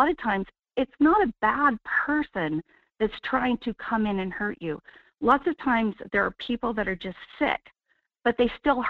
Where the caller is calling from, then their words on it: Wasilla, Alaska, United States; Good morning, Michael. … in Wasilla.